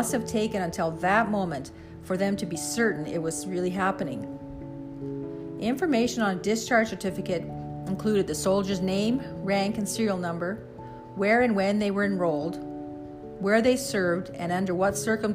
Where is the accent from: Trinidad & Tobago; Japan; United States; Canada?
Canada; Canadian Prairies; growing up on the Canadian prairies